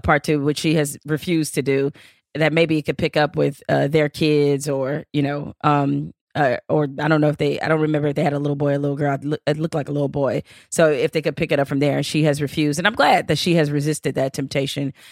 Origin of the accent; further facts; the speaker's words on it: Detroit, Michigan, United States; me growing up in Detroit